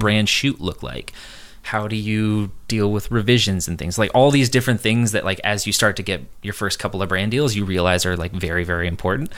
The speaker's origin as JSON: {"language": "English", "town": "San Diego", "region": "California", "country": "United States", "tie": "born or raised there", "also_born_or_lived": "San Francisco", "said": "I grew up in California my whole life"}